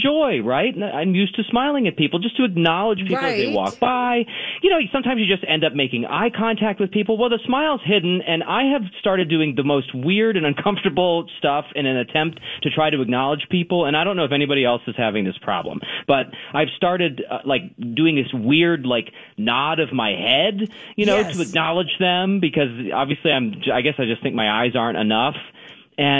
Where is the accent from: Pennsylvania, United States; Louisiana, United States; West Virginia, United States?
Pennsylvania, United States; I'm from Pennsylvania